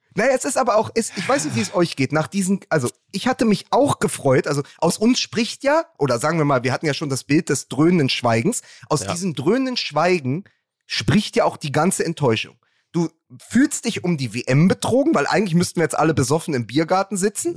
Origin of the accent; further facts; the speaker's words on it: Berlin, Germany; als Berliner